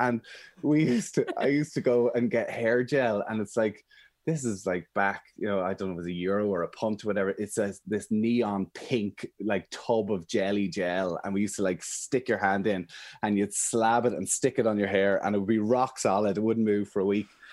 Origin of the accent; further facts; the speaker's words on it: Emyvale, Ulster, Ireland; also born or lived in Armagh; I'm from Monaghan, I'm from a little village called Emmyvale, but actually our house is in the complete middle of nowhere.